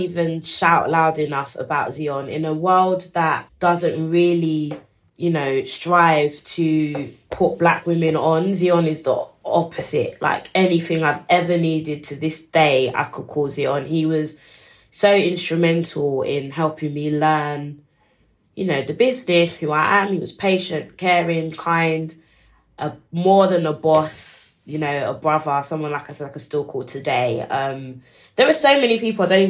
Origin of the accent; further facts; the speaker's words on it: London, United Kingdom; we're from East London